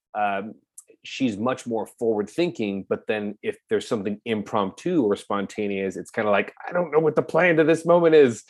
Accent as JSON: {"language": "English", "area": "Orange County", "region": "California", "country": "United States", "tie": "born or raised there", "moved": "as an adult", "lives_now": "Los Angeles, United States", "said": "born and raised in Orange County."}